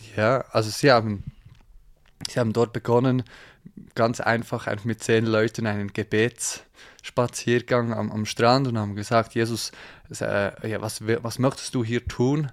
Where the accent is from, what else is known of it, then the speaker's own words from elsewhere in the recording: Thun, Bern, Switzerland; aus der Schweiz, man hört es vielleicht. Ähm, ja, ich wohne, ich wohne im, äh, oder aufgewachsen im Berner Oberland, in Thun